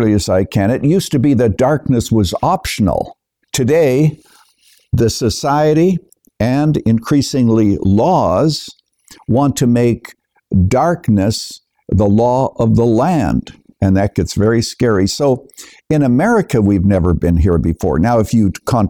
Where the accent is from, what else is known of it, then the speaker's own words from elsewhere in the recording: Canada; moved away as an adult; now in United States; I was born and raised in Canada, but I'm a naturalized citizen here in the United States, coming here in the early 1970s.